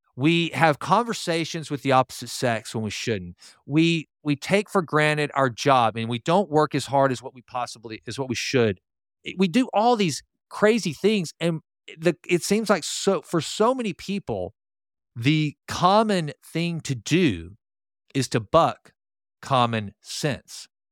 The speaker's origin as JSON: {"language": "English", "town": "Sulphur Springs", "country": "United States", "tie": "born or raised there", "said": "my small hometown of Sulphur Springs"}